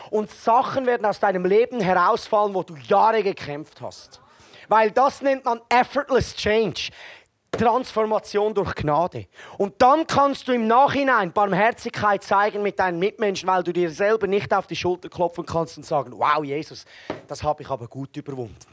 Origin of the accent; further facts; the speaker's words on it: Switzerland; Ja, ich, wenn ich mir Deutsche vorstelle als Schweizer, dann denke ich, sind ähnlich wie mir, die wollen etwas machen.